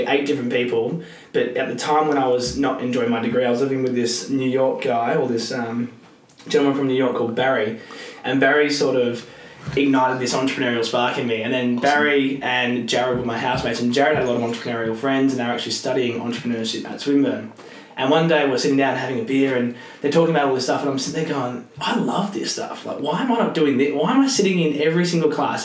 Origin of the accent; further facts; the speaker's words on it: Mount Eliza, Victoria, Australia; I grew up in Mount Eliza